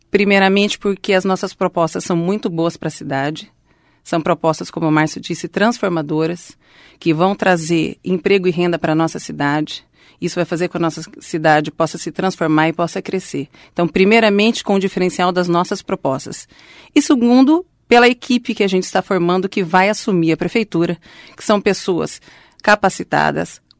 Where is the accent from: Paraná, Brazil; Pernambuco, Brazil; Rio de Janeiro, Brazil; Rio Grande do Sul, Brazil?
Paraná, Brazil; Londrina; born there; Sou nascida em Londrina, minha família é toda de Londrina